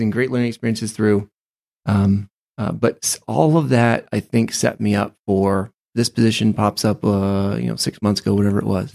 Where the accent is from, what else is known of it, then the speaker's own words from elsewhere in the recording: Ohio, United States; also born or lived in Maine; I grew up most of my life in Ohio because that's where my family was from